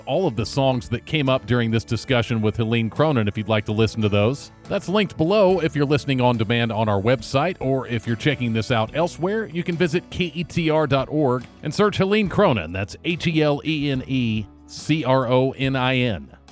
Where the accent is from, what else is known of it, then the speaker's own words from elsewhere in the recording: Texas, United States; I'm notably Texan host